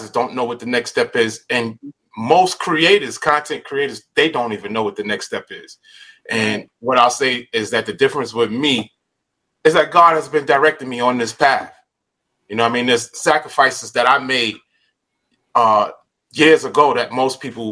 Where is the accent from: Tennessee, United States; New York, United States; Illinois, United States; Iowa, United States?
New York, United States; New York City; moved away as an adult; now in California, United States; I grew up in Coney Island